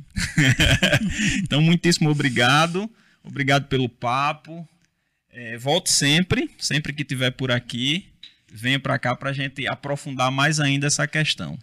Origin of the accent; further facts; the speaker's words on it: Rio Tinto, Paraíba, Brazil; lá na minha cidade, lá em Rio Tinto